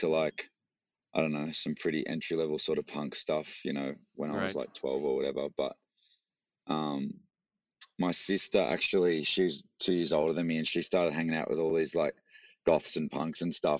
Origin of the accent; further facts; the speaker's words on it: Frankston, Victoria, Australia; also born or lived in Melbourne; I grew up like an hour southeast in a place called Frankston, which mm-hmm. was cool. Cool little spot.